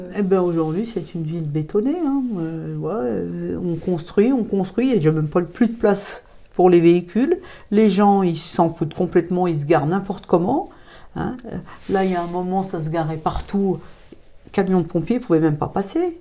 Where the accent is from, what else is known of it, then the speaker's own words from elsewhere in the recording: Thonon-les-Bains, Auvergne-Rhône-Alpes, France; je suis originaire de Tonon, je suis née à Tonon-les-Bains en 1966.